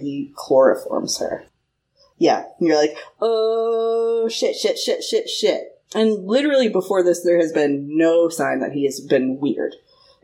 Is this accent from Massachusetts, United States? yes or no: yes; Marshfield, Massachusetts, United States; moved away as an adult; now in California, United States; I grew up in Marshfield, with all of the rest of the fucking Irish people.